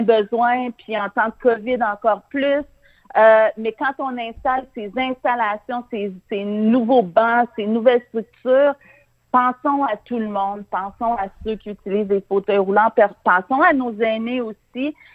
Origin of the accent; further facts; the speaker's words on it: Montreal, Quebec, Canada; je suis une Montréalaise dynamique